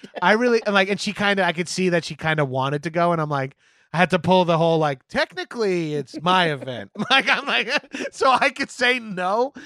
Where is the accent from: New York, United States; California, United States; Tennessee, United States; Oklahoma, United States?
New York, United States; now in Los Angeles, United States; as East Coast, as New Yorkers